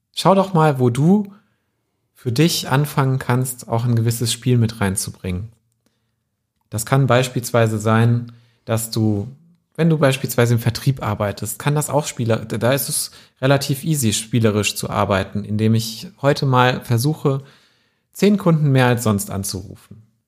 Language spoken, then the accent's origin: German; Wetzlar, Hesse, Germany; meiner Heimatstadt Wetzlar